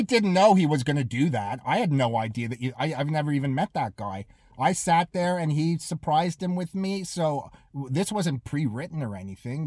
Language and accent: English; Toronto, Ontario, Canada; moved away as an adult; also born or lived in Los Angeles, United States; I'm a forest hill Jew. But we were the, we were, we were poor. You know, I grew up with billionaires